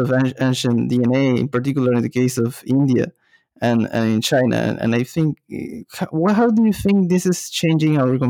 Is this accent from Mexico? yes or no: no; Peru; I'm from Peru